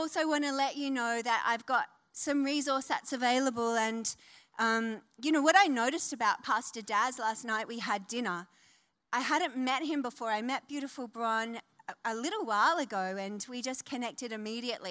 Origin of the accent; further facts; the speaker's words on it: Wollongong, New South Wales, Australia; moved away; also born or lived in New Zealand / Northern Beaches, Sydney; I am from Wollongong, C3 Believe in Wollongong. I've come back to my roots.